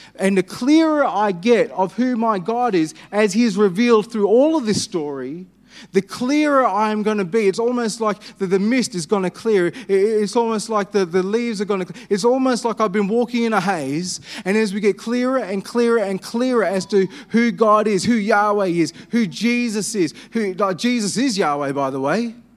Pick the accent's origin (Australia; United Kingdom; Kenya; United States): Australia; Perth, Western Australia; I'm Anglo-Indian. I was born in Perth.